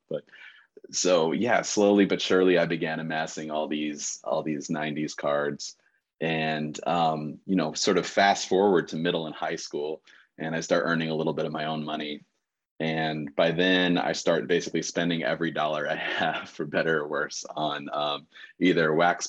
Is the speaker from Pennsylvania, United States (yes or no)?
no; New York, United States; I was already sort of an emerging New York Knicks fan, growing up in the New York area.